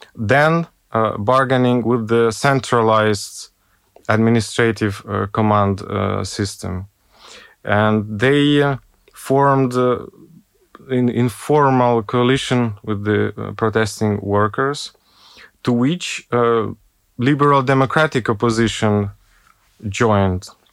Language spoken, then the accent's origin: English; Ukraine; now in Budapest, Hungary; I'm not Belarusian. I come from Ukraine.